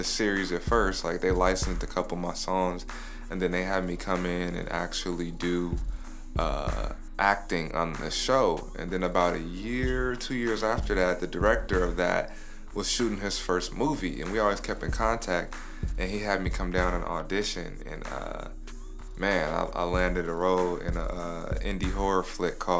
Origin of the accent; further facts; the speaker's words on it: Los Angeles, California, United States; I'm originally from Leimert Park. That's where I really grew up at.